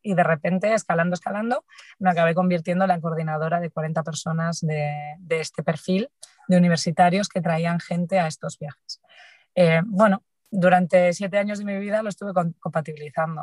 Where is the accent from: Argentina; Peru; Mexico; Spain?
Spain; Galicia; Soy gallega